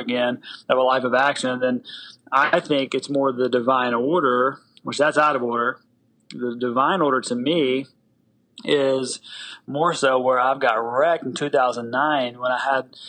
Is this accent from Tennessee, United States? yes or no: yes; Tennessee, United States; I do have an accent. I'm from the South. So I grew up in the South in Tennessee